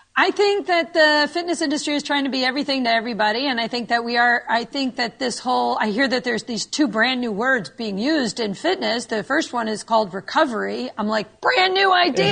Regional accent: New York, United States; moved away as an adult; now in Naples, United States; I am a New Yorker born and raised

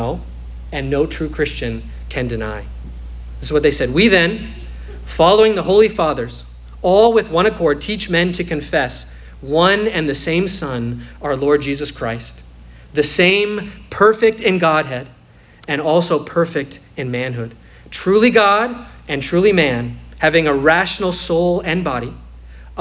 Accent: Midwest, United States; now in Florida, United States; I come from the Midwest

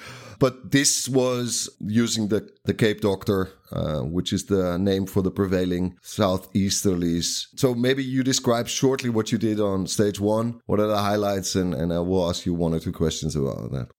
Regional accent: Netherlands; I can read Afrikaans because I'm from the from the Netherlands.

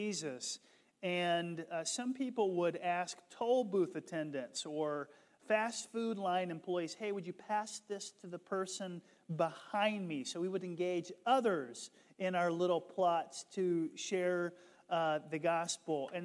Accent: the South, United States; I grew up in the South

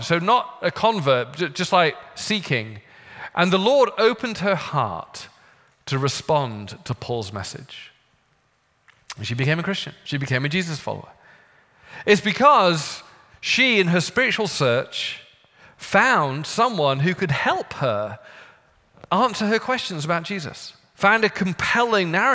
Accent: United Kingdom; moved away; I'm British

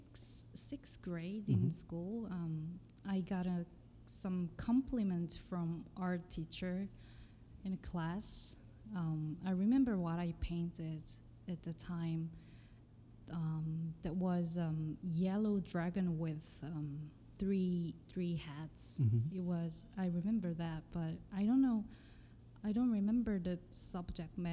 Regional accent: Seoul, South Korea; English is a second language; moved away as an adult; also born or lived in London, United Kingdom; now in New York, United States; I was born in Seoul

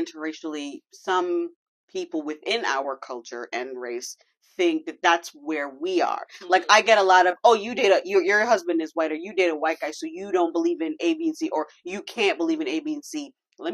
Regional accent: Brampton, Ontario, Canada; accent: Toronto slang; we grew up in Brampton

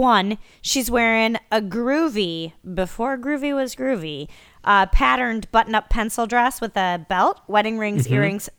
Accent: Midwest, United States; I'm from the Midwest.

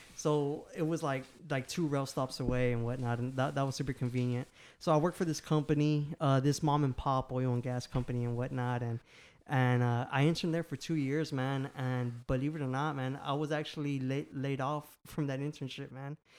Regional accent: Houston, Texas, United States; I'm from Houston, Texas, born and raised

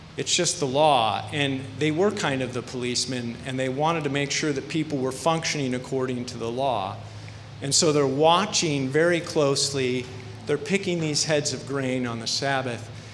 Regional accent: Iowa, United States; moved away as an adult; also born or lived in Long Beach, California / Paramount, California; We're from Iowa

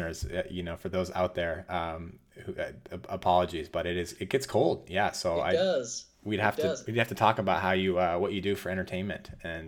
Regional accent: Wisconsin, United States; now in Boston, United States; I grew up in Wisconsin for a little bit, but then have been in the north in Boston area.

